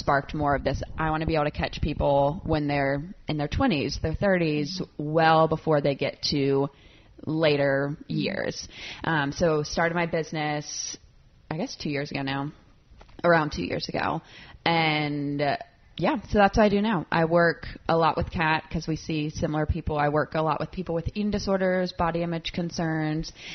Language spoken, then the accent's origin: English; South Carolina, United States; moved away as an adult; now in Nashville, United States; I grew up in South Carolina, moved to Nashville